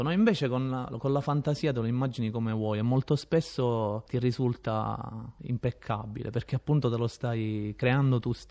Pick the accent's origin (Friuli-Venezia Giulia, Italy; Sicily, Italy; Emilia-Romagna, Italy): Sicily, Italy; E eh, sono tornato appositamente nel mio paese, diciamo, d'origine, in Sicilia, dove non succede praticamente nulla, per fortuna.